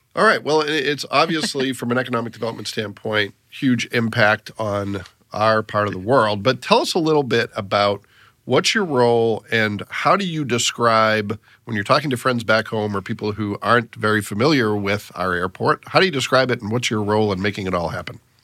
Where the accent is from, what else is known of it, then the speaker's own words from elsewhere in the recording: Massachusetts, United States; now in Fort Wayne, United States; I grew up in Massachusetts